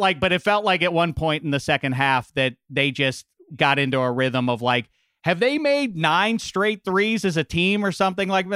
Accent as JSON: {"language": "English", "town": "Pittsburgh", "region": "Pennsylvania", "country": "United States", "tie": "born or raised there", "said": "I grew up in Pittsburgh"}